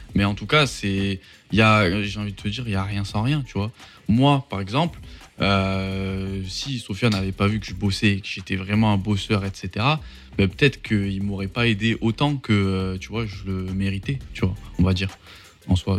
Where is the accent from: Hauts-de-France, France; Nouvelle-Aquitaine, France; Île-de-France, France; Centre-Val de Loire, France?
Nouvelle-Aquitaine, France; Mont-de-Marsan; je suis pas de Paris, tu vois, je suis, euh, je suis de Mont-de-Marsan